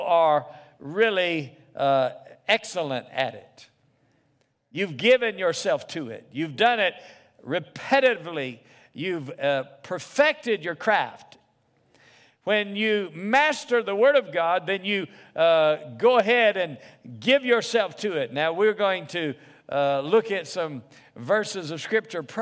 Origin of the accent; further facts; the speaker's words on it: the South, United States; I grew up in the South